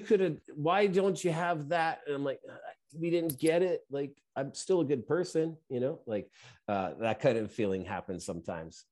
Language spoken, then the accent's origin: English; Canada; we're Canadian, where I am